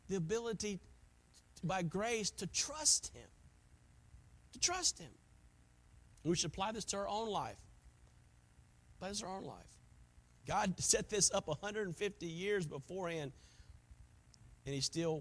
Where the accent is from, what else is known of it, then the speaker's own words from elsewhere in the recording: South Carolina, United States; moved away; I was from South Carolina